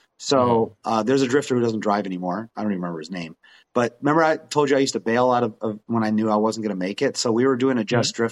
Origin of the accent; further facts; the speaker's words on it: New Zealand; moved away; when I grew up in New Zealand.